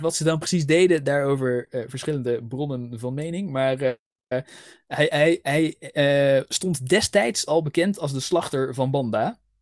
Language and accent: Dutch; Netherlands; accent: Dutch; mijn Nederlandse accent